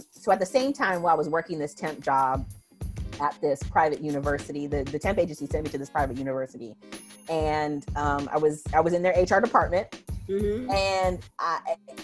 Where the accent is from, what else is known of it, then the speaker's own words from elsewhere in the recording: Arizona, United States; moved away as an adult; also born or lived in Chicago, Illinois / Atlanta, Georgia / Brazil; But I was born in Chicago, grew up in Arizona, and moved to Atlanta, Georgia, not too long after high school.